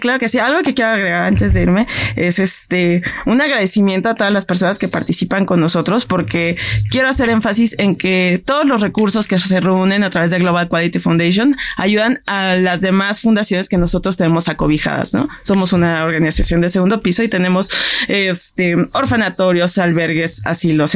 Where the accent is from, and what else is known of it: Mexico